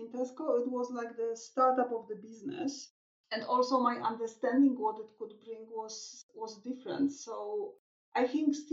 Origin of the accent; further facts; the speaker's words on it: Krakow, Lesser Poland, Poland; I was born in Krakow, and here I am sitting at home in Krakow, where I was born